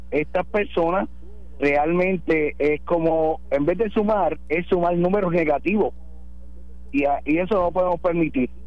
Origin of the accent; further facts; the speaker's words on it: Quebradillas, Puerto Rico; now in Jayuya, Puerto Rico; de Jayuya. Este, yo soy natural de Quebradilla